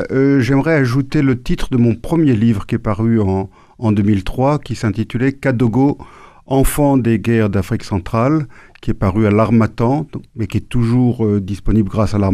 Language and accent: French; Normandy, France; born there; Je suis né en Normandie. Vous êtes normand Non, pas du tout. Pas mes, parents rentraient de Tunisie, mon père avait trouvé un boulot en Normandie, et c'est comme ça que je suis né en Normandie.